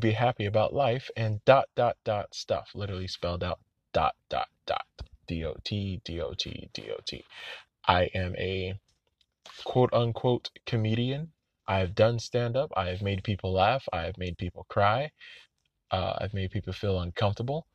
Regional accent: Orlando, Florida, United States; I'm from Orlando

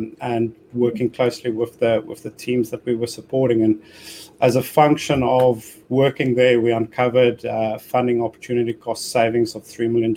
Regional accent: South Africa; moved away as an adult; now in United Kingdom; I was born and educated in South Africa, but I came across to the UK, it's probably in 2005

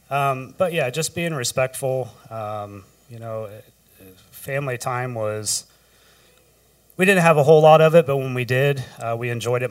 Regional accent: Rushville, Ohio, United States; also born or lived in Columbus, Ohio; Grew up in Rushville, Ohio.

